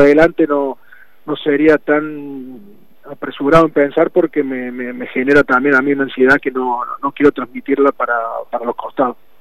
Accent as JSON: {"language": "Spanish", "town": "Río Cuarto", "region": "Córdoba", "country": "Argentina", "said": "me sentí un embajador de Río Cuarto y de mi club"}